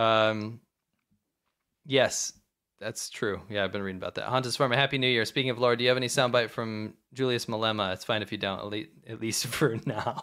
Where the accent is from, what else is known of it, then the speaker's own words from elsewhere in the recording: Florida, United States; I was born in Florida.